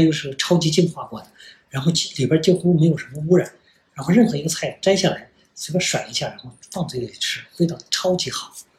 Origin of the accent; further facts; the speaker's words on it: China; 我们中国人